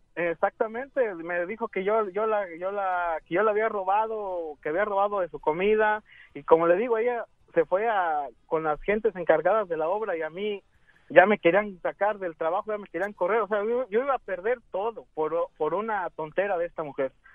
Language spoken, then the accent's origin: Spanish; Aguascalientes, Mexico; now in Dallas, United States